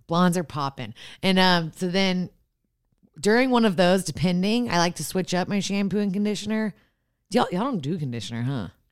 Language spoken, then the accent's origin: English; Austin, Texas, United States; I'm from Austin.